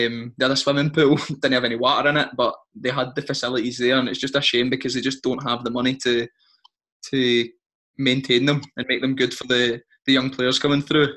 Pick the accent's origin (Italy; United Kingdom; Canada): United Kingdom; Scotland; we're from Scotland.